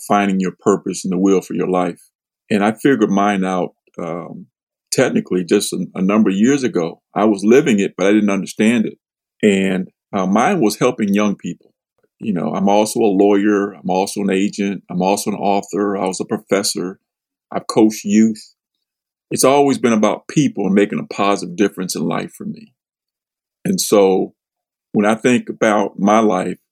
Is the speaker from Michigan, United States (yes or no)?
yes; Michigan, United States; I was supposed to be this kind of basketball star from my hometown, which was a basketball city